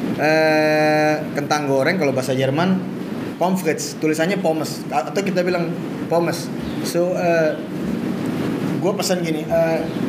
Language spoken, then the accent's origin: Indonesian; Jakarta, Indonesia; gue kan secara gue kecil di daerah selatan. Jadi gue lahir di daerah Blok S Senopati dan Jaksel banget gitu ya istilahnya